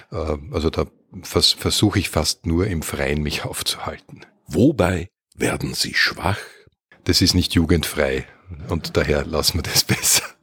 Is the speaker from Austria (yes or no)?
yes; Vienna, Austria; born there; Ja, das ist bei mir sehr simpel. Ich bin in Wien auf die Welt gekommen und ich lebe auch in Wien.